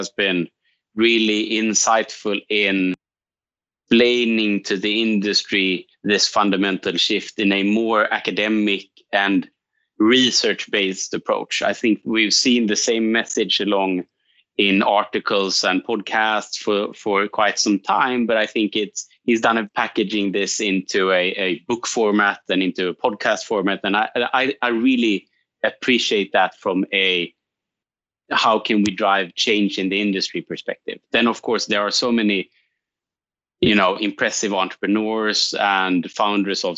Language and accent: English; Gothenburg, Västra Götaland, Sweden; my hometown in Gothenburg, the west side of Sweden.